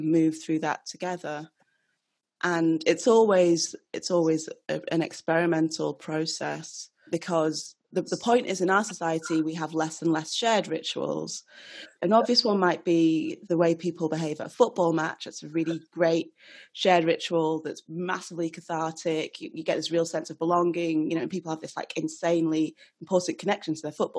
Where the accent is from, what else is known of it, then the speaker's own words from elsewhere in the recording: Nigeria; I'm Nigerian